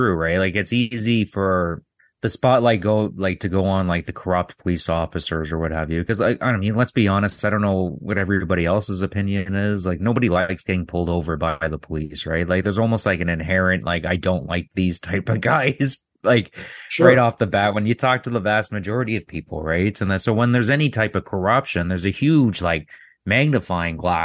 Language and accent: English; Toronto, Ontario, Canada; where I grew up in Toronto